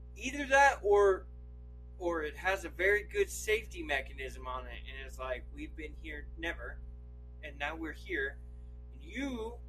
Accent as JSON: {"language": "English", "region": "Idaho", "country": "United States", "said": "I'm from Idaho. All we do is pee right out the car door."}